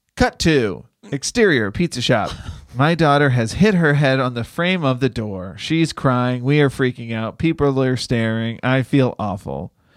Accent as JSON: {"language": "English", "town": "Boston", "region": "Massachusetts", "country": "United States", "said": "I'm from Boston"}